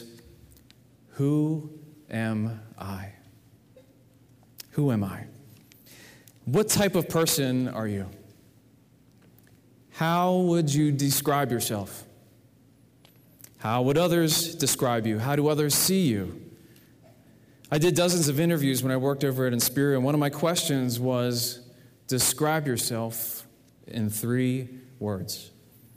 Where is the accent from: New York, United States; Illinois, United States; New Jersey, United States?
New Jersey, United States; I was born in February in 1975 in New Jersey.